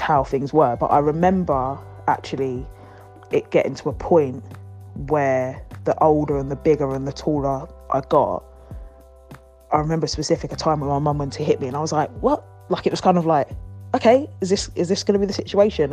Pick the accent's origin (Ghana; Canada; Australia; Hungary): Ghana; I'm from Ghana